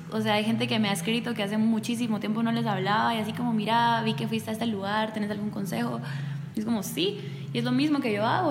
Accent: Guatemala; moved away as an adult; now in Taiwan; mi propósito es siempre regresar a, mi tierra

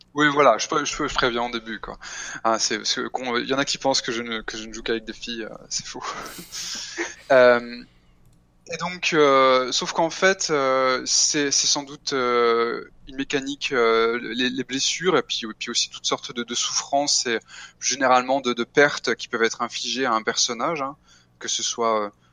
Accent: France; je suis français

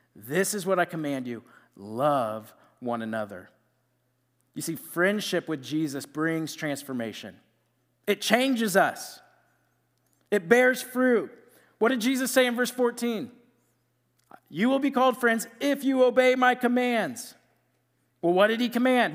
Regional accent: Iowa, United States; moved away as an adult; now in Mankato, United States; I'm from Iowa, and I went to Iowa State

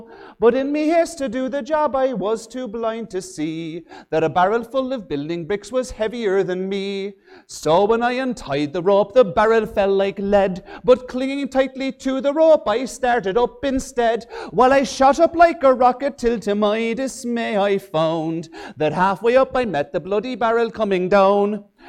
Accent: Ireland; also born or lived in England; now in Minnesota, United States; growing up in Ireland, and my dad had a fantastic capacity to never be able to keep a job, so we moved all over from Ireland and England

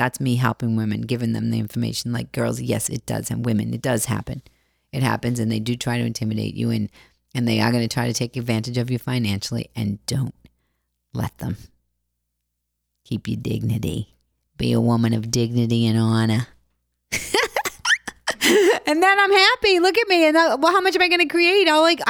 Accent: Boston, Massachusetts, United States; I come from Boston and I don't know anything and I'm broken.

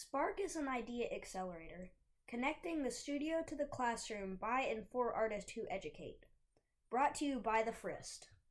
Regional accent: Dallas, Texas, United States; also born or lived in Austin, Texas / Nashville, Tennessee; now in Thomasville, United States; I was born in Austin, Texas, and raised in Dallas

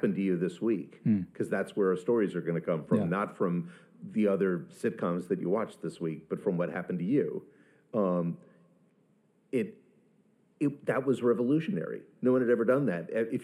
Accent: Arlington, Virginia, United States; moved away as an adult; also born or lived in London; I grew up in Arlington, Virginia

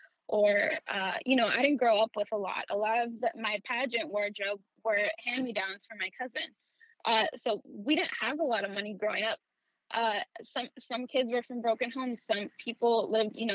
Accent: New York City, New York, United States; I was born and raised in the Bronx. I was there from when I was born until I was 17

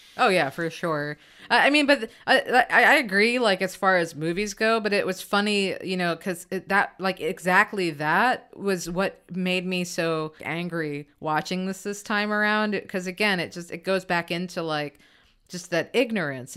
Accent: United States; as an American

